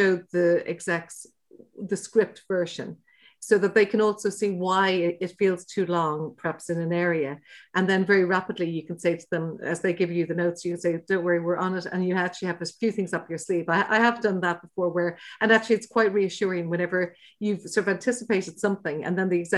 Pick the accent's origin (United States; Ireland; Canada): Ireland; Dublin, Leinster; we're from Dublin, but we used to holiday in West Cork